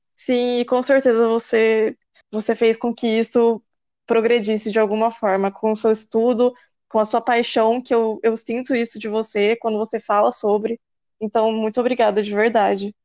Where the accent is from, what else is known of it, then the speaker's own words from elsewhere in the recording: Campinas, São Paulo, Brazil; eu sou campineira, eu estudei aqui desde sempre